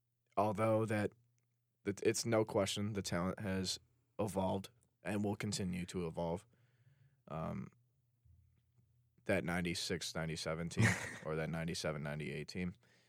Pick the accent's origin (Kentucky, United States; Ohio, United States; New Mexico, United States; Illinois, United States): Illinois, United States; Chicago; we grew up in Chicago?